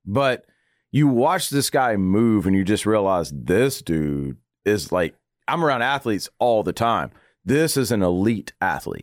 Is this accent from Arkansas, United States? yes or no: yes; Arkansas, United States; also born or lived in Louisiana; I was born in Louisiana, raised in Arkansas